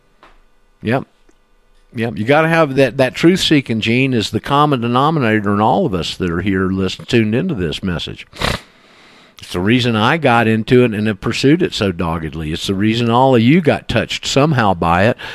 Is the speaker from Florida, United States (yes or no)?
yes; Panama City, Florida, United States; here I am in Panama City, my hometown